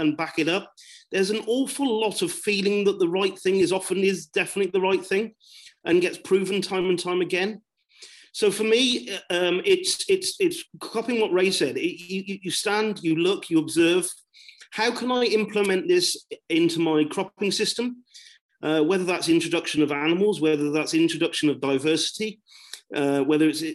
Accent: southwest of the UK, South West England, United Kingdom; accent: broad southwest; I am from the southwest of the UK and rather broad accent

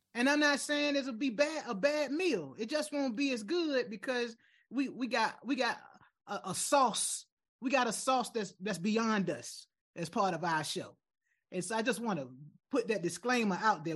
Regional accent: United States; as an American

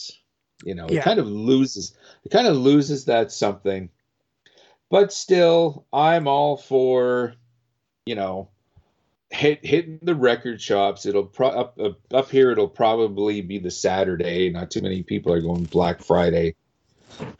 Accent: Winnipeg, Manitoba, Canada; I'm from Winnipeg

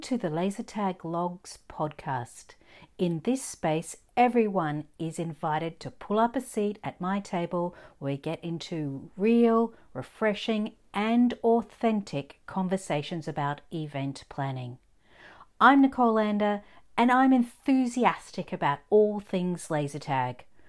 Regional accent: Australia; I'm an Aussie born and bred

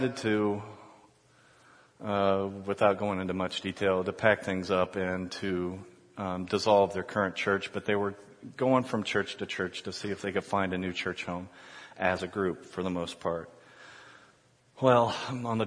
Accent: Columbus, Ohio, United States; moved away as an adult; also born or lived in Chicago; My wife and I were born and raised in Columbus, but moved around a little bit

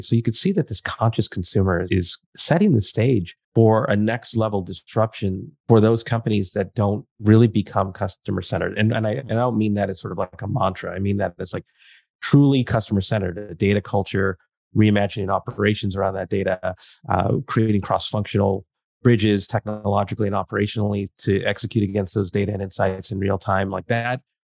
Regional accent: Southern California, United States; also born or lived in Silicon Valley; I grew up in Southern California

